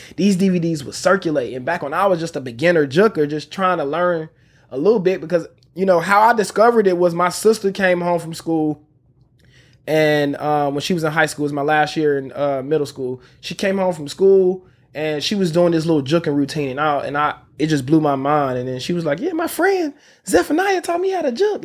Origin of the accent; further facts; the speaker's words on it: Memphis, Tennessee, United States; moved away as an adult; also born or lived in Chicago, Illinois / Los Angeles; I grew up in Memphis, Tennessee. So, I was born in Chicago, on the west side of Chicago, and, uh, my family, my mom moved to Memphis when I was around, like, seven years old.